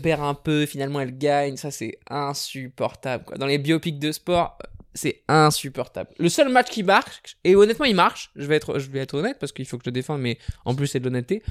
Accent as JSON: {"language": "French", "country": "France", "said": "en tant que Français"}